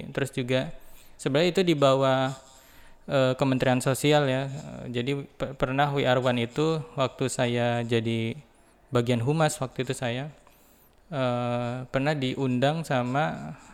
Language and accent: Indonesian; Cikarang, West Java, Indonesia; bagaimana uh, kehidupan di asal daerah saya ya di Cikarang